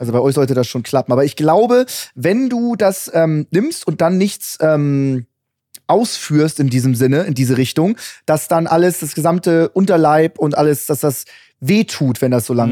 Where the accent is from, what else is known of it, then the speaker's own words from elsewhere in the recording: Hamburg, Germany; now in New York, United States; Ich, ich, ich komme aus Hamburg